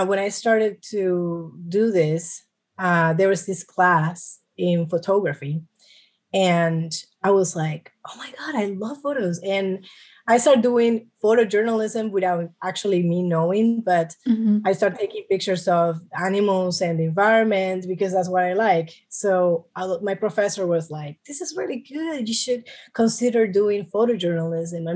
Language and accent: English; New York City, New York, United States; I was born in New York City. My family, both of my parents are Colombian